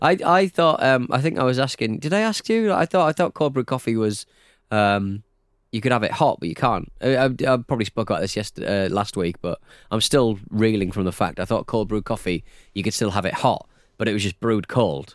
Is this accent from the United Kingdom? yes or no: yes; United Kingdom; I'm very British